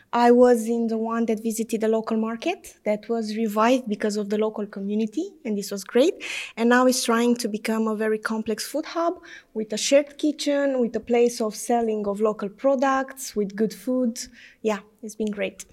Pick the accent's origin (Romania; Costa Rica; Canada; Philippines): Romania; I'm from Romania